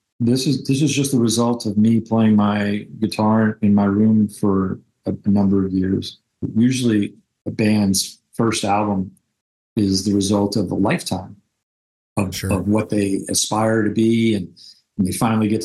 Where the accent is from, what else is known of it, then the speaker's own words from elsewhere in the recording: New York City, New York, United States; I grew up in New York City